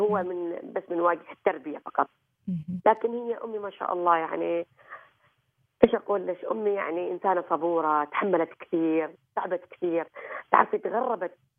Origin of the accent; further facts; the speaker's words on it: Oman; غرسنا في هذا البلد